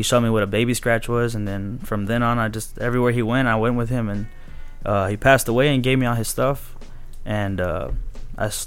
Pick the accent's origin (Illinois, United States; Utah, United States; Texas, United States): Texas, United States; Rio Grande City; we're from the Valley. Rio Grande City.